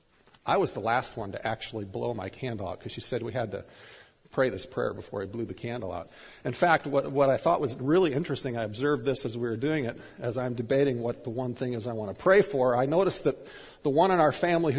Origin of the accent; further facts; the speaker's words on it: Minnesota, United States; I was growing up in Minnesota